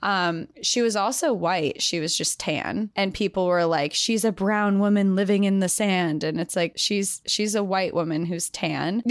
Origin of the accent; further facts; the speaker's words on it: New Hampshire, United States; I'm from New England, I'm from New Hampshire